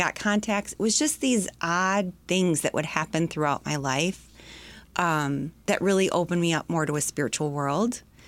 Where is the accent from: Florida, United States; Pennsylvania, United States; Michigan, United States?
Michigan, United States; Sterling Heights; also born or lived in Detroit / Macomb Township / Wyandotte; I grew up, I started in Detroit proper, and then we moved out to the suburbs north, Sterling Heights, out to Macomb Township.